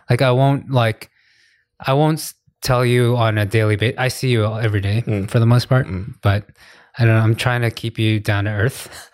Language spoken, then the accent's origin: English; United States; now in Korea; I'm I'm American